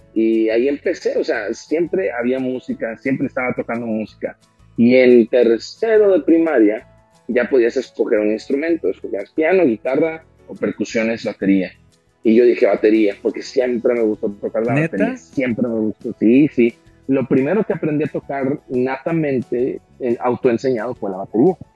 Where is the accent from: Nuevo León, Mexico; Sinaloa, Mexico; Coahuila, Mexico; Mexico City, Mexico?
Nuevo León, Mexico; Monterrey; yo nací eh, aquí en Monterrey, Nuevo León, México, el 29 de agosto del 88